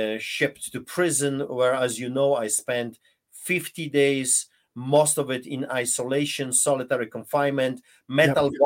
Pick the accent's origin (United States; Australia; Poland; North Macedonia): Poland; English is a second language; now in Canada; listen to my accent. I grew up behind the Iron Curtain under the boots of the Soviets during the Soviet occupation of Poland.